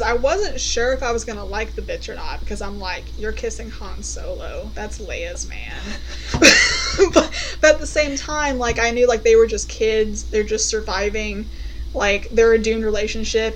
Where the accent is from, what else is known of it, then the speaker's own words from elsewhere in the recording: United States; as an American